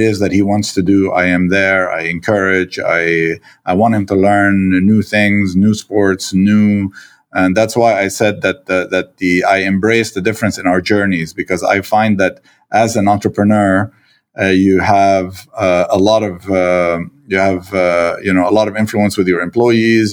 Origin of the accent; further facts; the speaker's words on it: Lebanon; also born or lived in Quebec, Canada; now in Canada; my, uh, Lebanese, uh, reflexes